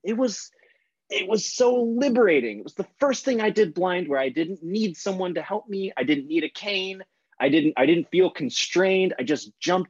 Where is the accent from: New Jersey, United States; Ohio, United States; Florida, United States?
Florida, United States; St. Petersburg; moved away as an adult; near where I grew up in St. Pete, Florida